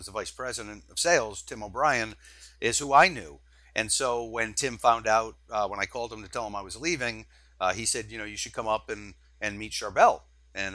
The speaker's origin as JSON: {"language": "English", "region": "the Carolinas", "country": "United States", "tie": "born or raised there", "also_born_or_lived": "Massachusetts / Rhode Island", "said": "I was born in Massachusetts and had lived most of my early years in the Massachusetts, Rhode Island area. But I did transfer down to the Carolinas when I was in elementary school."}